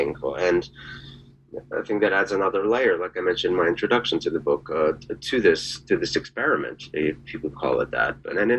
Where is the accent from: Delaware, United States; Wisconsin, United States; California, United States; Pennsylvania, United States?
Pennsylvania, United States; Philadelphia; And I grew up born in Philadelphia, so that was not part of my world until very recently.